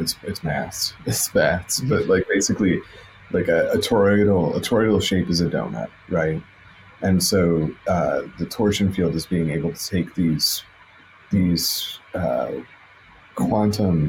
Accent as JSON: {"language": "English", "town": "Chicago", "region": "Illinois", "country": "United States", "moved": "yes", "said": "I'm originally from Chicago"}